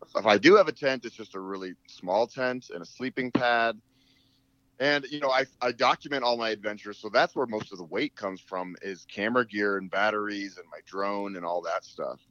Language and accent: English; Boulder, Colorado, United States; I am born and raised in Boulder, Colorado